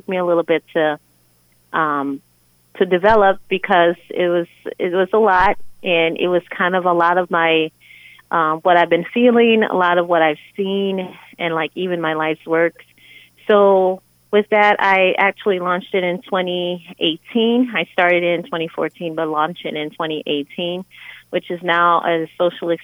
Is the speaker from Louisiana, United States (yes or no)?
yes; New Orleans, Louisiana, United States; moved away; I was born and raised in New Orleans, Louisiana, and I came here in the early 2000s.